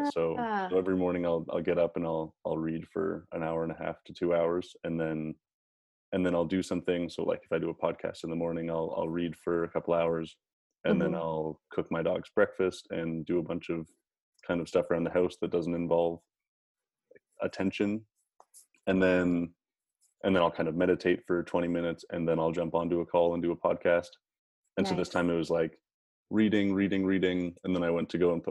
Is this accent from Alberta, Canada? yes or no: yes; Calgary, Alberta, Canada; moved away; also born or lived in Phoenix; I'm from Calgary, and then I moved to Phoenix.